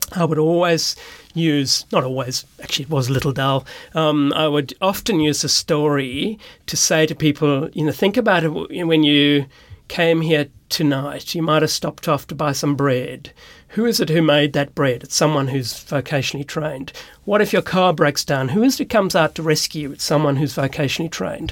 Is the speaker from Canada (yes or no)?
no; Cape Town, Western Cape, South Africa; moved away as an adult; also born or lived in Sydney, Australia; now in Australia; I grew up in South Africa, in Cape Town, beautiful place